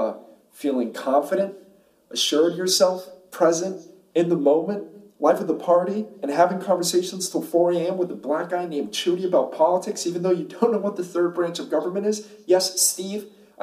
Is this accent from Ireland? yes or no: no; Bogota, Colombia; moved away as an adult; also born or lived in San Francisco; now in Syracuse, United States; I'm in Syracuse, New York. I've been living here for a few years now, but I was born and raised in Colombia